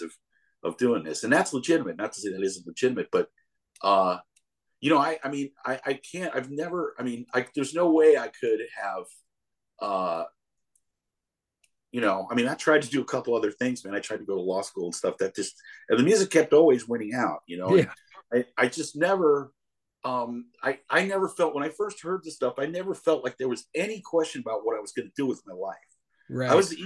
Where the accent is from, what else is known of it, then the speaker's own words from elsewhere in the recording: Connecticut, United States; now in Chicago, United States; I'm as white a dude as they come, man. I'm from Connecticut